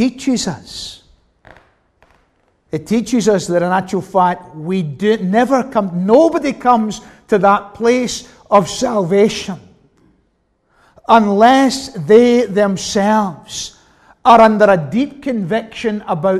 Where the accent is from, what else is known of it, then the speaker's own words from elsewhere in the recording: Glasgow, Scotland, United Kingdom; growing up in the West End of Glasgow, as I did.